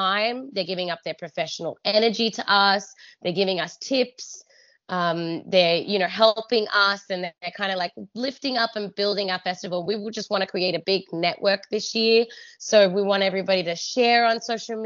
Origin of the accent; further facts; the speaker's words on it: Australia; I'm Australian